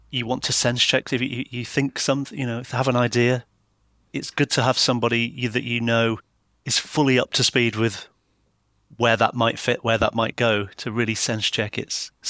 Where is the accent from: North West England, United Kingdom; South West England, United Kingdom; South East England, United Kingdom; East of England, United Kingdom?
South East England, United Kingdom; now in Yorkshire, United Kingdom; I'm originally from Buckinghamshire, but I've lived in Yorkshire most of my life.